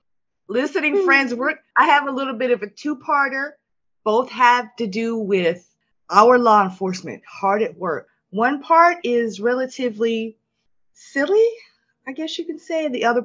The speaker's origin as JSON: {"language": "English", "region": "Oklahoma", "country": "United States", "tie": "born or raised there", "said": "having been born and raised in Oklahoma"}